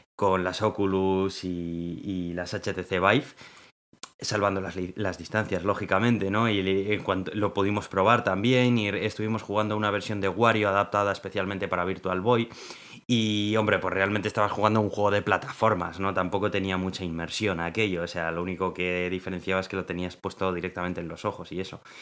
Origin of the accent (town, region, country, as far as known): Spain